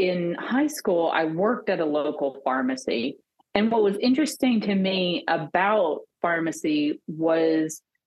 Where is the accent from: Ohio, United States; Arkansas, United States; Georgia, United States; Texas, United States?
Arkansas, United States; So I grew up in small town Arkansas. I actually returned to my hometown after pharmacy school.